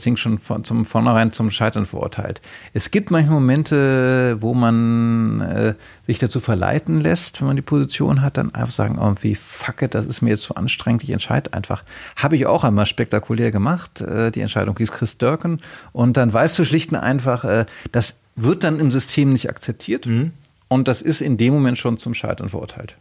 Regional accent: Hamburg, Germany; moved away as an adult; now in Berlin, Germany; ich bin in den 60er Jahren geboren und dann in den 70er Jahren sind meine Eltern, als ich sechs war, umgezogen ja. äh, von Berlin nach Hamburg

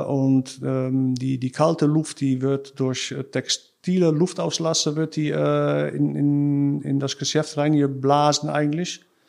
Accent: Krimpen aan den IJssel, South Holland, Netherlands; German is a second language; also born or lived in Rotterdam; ich bin äh, in Rotterdam geboren. Äh, ich bin da aufgewachsen, wo ich jetzt wohne, in Krimpen äh, an, Krimpen an den IJssel.

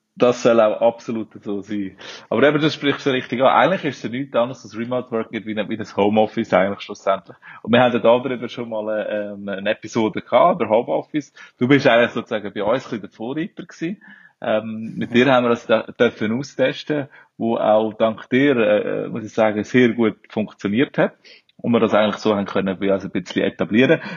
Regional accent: Switzerland; moved away as an adult; now in Brazil; Ich bin Schweizer

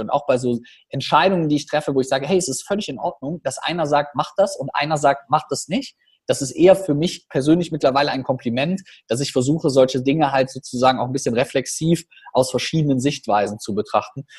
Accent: Rhineland, Germany; wir bei uns im Rheinland, wir haben ja auch eine freche Schnauze immer so ein bisschen

